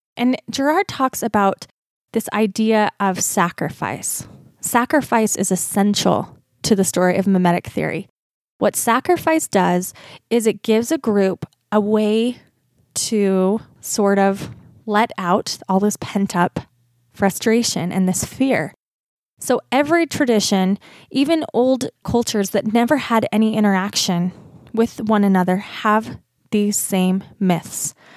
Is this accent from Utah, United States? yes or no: yes; Utah, United States; accent: Utah; my accent, my Utah accent